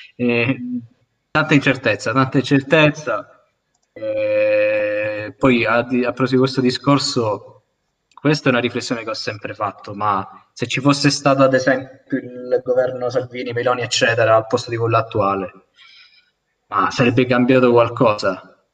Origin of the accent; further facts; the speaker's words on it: Milazzo, Sicily, Italy; io sono di Milazzo